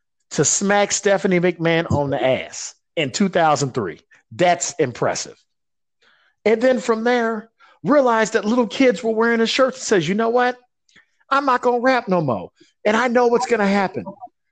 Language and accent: English; Chicago, Illinois, United States; my hometown